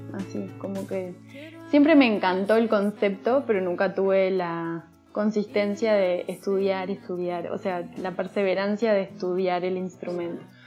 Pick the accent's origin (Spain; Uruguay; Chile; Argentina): Uruguay; Montevideo; now in Mexico City, Mexico; Soy de Montevideo, Uruguay, que es la capital de Uruguay. Em, Vivo en Ciudad de México.